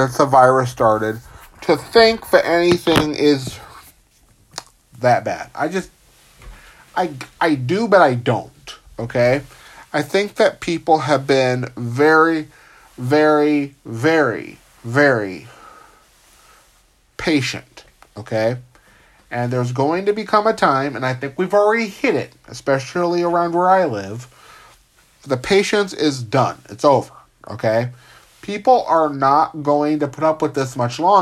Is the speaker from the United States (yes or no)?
yes; California, United States; my home state of California